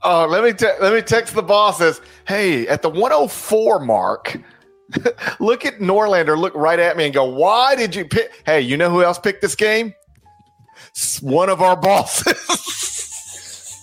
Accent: Mississippi, United States; I'm from Mississippi.

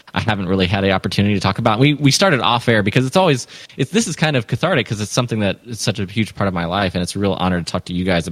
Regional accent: Atlanta, Georgia, United States; I grew up partly in Atlanta

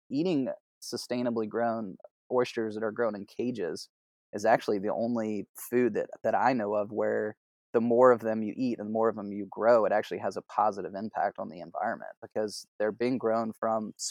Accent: South Carolina, United States; I grew up on the on the Whale Branch. We've had those leases in our family for you know hundred years or whatever.

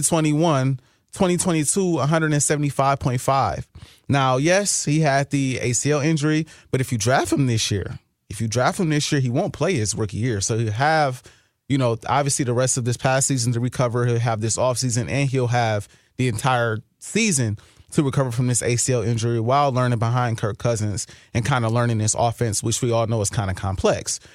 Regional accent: Wisconsin, United States; now in Minnesota, United States; I'm from Wisconsin

